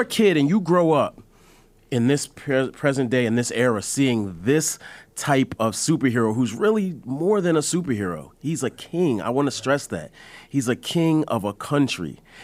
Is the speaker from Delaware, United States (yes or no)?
yes; Delaware, United States; I'm from Delaware